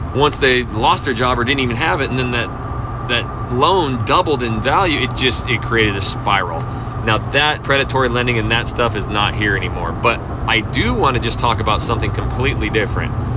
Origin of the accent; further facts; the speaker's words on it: North Idaho, United States; moved away as an adult; now in Houston, United States; I came from a small town, so I am from North Idaho